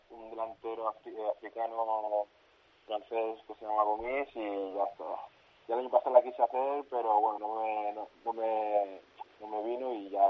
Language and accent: Spanish; Granollers, Catalonia, Spain; soy nacido en, en Cataluña, en Granollers, pero mis padres son de, general pero bueno, yo soy musulmán, he criado con mi familia que me han dado esa cultura musulmana y la verdad que sí, soy nacido aquí, pero me siento senegalés.